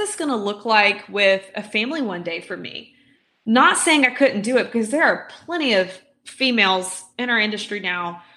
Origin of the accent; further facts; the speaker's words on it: Birmingham, Alabama, United States; I'm from Birmingham